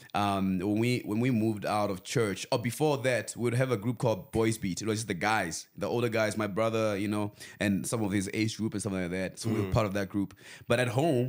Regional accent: Venda, Limpopo, South Africa; moved away as an adult; also born or lived in Pretoria; I grew up in Venda, and... for the longest time, that's where, like, you know, I lived my life.

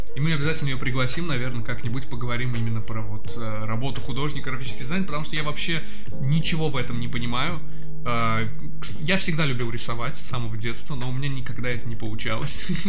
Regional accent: Baku, Azerbaijan; мы э, из Азербайджана, из Баку конкретно

